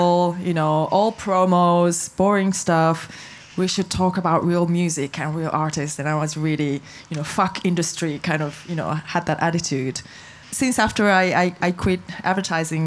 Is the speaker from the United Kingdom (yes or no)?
no; Japan; I'm from Japan